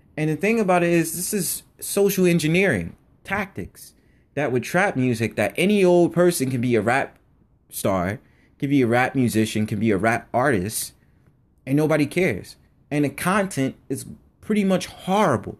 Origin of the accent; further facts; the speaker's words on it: United States; I was just born on American soil